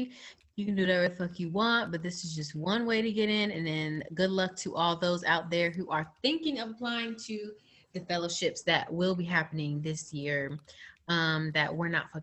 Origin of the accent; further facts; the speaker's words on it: Central Florida, United States; I'm from Florida. I'm not from Southern Florida. I'm from Central